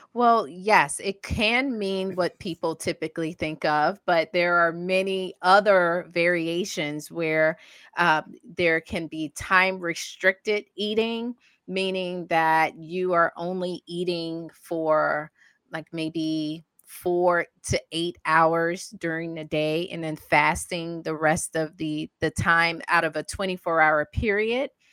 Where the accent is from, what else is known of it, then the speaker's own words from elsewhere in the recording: the South, United States; I grew up in the South